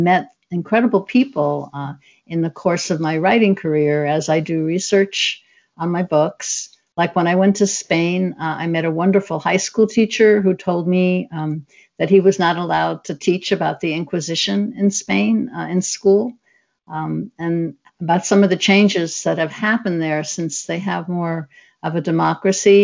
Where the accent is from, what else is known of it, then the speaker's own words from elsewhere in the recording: New York City, New York, United States; now in Seattle, United States; I grew up in the Southeast Bronx, but I live now in Seattle